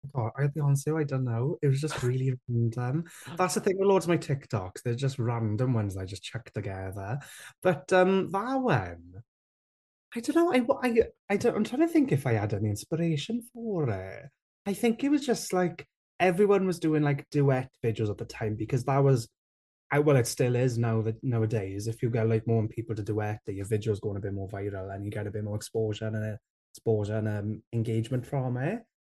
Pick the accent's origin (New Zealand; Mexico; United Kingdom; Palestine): United Kingdom; Rhondda, Wales; I grew up in the Rhone there, where there's not a lot of Welsh